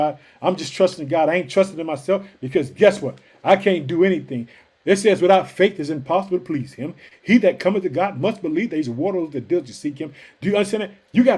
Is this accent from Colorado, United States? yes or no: no; Illinois, United States; also born or lived in Chicago; the state of Illinois, which is my home state. I live in the city of Chicago.